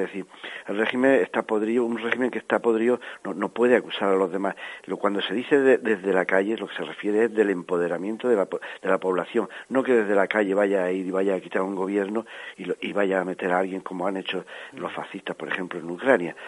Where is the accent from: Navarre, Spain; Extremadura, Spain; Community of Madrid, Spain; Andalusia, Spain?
Andalusia, Spain; Granada; somos unos 10 o 12 granadinos